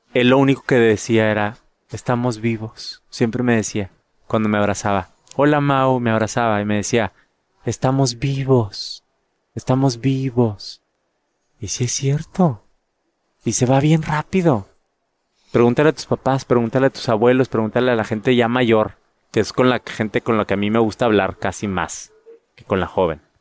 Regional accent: San Pedro Garza García, Nuevo León, Mexico; moved away as an adult; also born or lived in London; now in United States; En Monterrey, en mi casa. Bueno, en San Pedro, de donde soy.

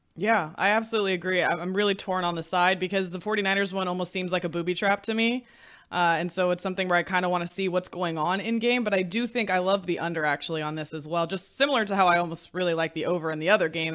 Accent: San Francisco Bay Area, California, United States; I'm actually from the Bay Area

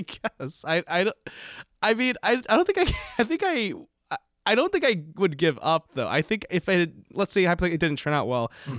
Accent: Palatine, Illinois, United States; now in Burlington, United States; I'm from Illinois originally, Palatine, Illinois

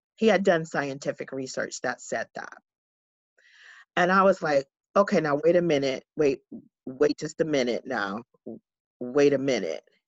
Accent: San Diego, California, United States; I am, um, born and raised in San Diego

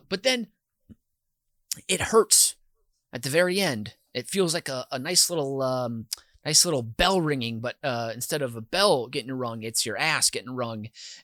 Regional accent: Minnesota, United States; as a Minnesotan

